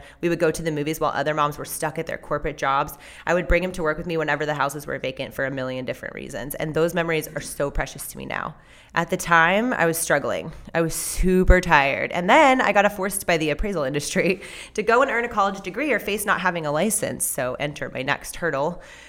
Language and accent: English; California, United States; I was born and raised in Southern California.